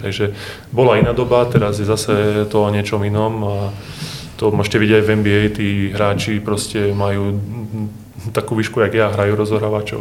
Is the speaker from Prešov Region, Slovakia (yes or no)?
yes; Hranovice, Prešov Region, Slovakia; U nás na dedine v Hranovici som bol futbalový brankár